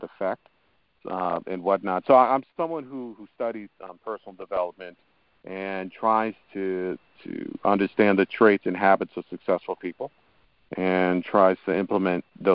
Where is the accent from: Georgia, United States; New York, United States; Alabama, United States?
New York, United States; I was born and raised in New York, but my parents actually immigrated to this country from Haiti